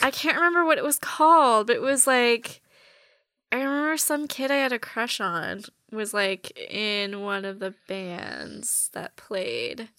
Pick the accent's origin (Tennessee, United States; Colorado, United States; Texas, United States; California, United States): California, United States; Orange County; moved away as an adult; also born or lived in Los Angeles, California; originally born and raised in Orange County, the Orange Curtain